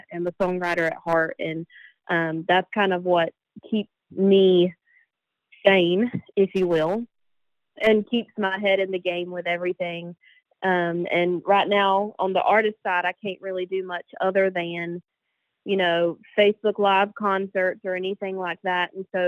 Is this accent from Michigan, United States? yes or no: no; North Carolina, United States; So I decided to come back home. And I'm originally from North Carolina.